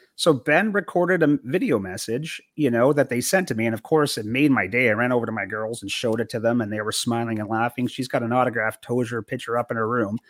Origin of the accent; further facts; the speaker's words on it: Canada; now in United States; as a Canadian living in the U S now